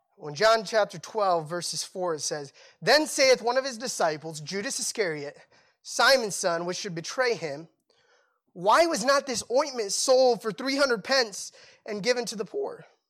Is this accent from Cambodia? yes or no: yes; Cambodia; moved away; I grew up in Cambodia